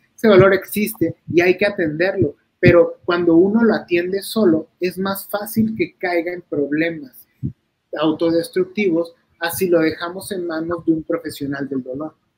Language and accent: Spanish; La Paz, Baja California Sur, Mexico; moved away; Yo soy de La Paz, Baja California